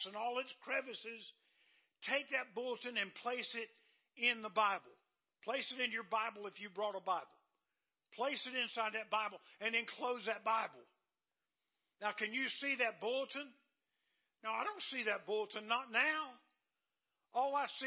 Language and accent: English; Dillon, United States; my hometown of Dillon